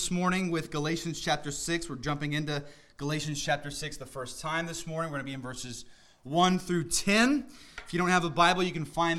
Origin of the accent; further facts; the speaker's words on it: Middle Georgia, United States; now in Northern Virginia, United States; I grew up in the Middle East, Georgia, not Iraq or Iran or anything like that. But growing up in the South, I was always around farmers